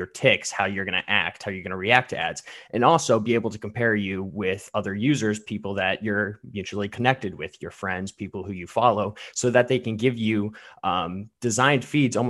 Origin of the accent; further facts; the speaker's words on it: Medina, Ohio, United States; I'm from Matthews District in Ohio, hailing from Medina, Ohio.